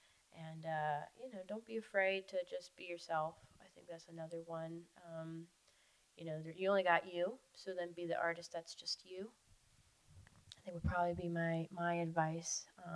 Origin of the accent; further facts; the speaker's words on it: Florida, United States; I was very fortunate in where I grew up in the Keys, and the family I had that were absolutely 100% supportive of what I did.